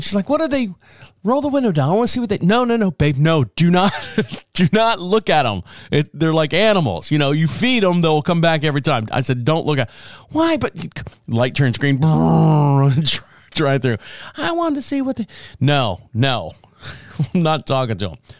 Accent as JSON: {"language": "English", "town": "Orlando", "region": "Florida", "country": "United States", "tie": "born or raised there", "moved": "yes", "lives_now": "Marshville, United States", "said": "where I grew up in Orlando"}